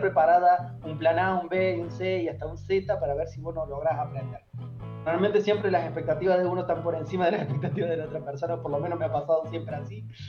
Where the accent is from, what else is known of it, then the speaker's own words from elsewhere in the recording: Córdoba, Argentina; moved away as an adult; now in Santiago, Chile; Yo vengo de Córdoba, Argentina